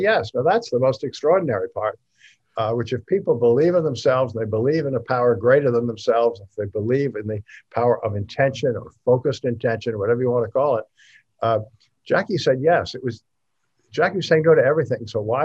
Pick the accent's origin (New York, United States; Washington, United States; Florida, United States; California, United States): New York, United States; New York City; I was born in New York.